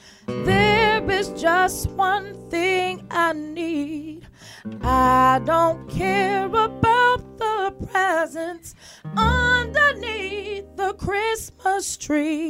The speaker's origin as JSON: {"language": "English", "town": "Windsor", "region": "Connecticut", "country": "United States", "tie": "born or raised there", "also_born_or_lived": "Bloomfield, Connecticut / Middletown, Connecticut", "said": "I started in Bloomfield. Yeah. I journeyed to Windsor, and I ended up in Middletown. So all those are my hometown"}